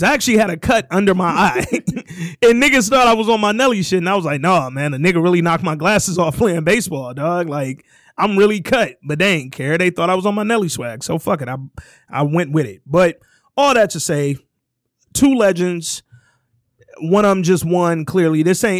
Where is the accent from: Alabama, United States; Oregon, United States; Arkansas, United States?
Alabama, United States; Hooper City; I'm from Hooper City, Alabama, so why you bamming?